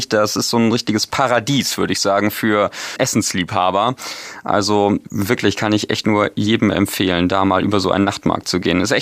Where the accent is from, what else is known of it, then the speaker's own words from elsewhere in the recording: North Germany, Germany; also ich als Norddeutscher